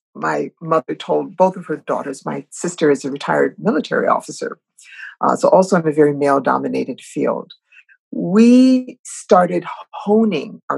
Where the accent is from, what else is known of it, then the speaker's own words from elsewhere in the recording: Ohio, United States; moved away as an adult; Growing up in Ohio